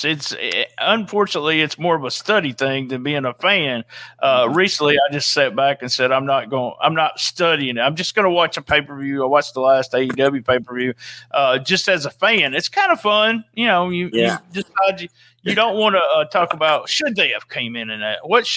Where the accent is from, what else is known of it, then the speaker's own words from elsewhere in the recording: Missouri, United States; I grew up in a small town in Missouri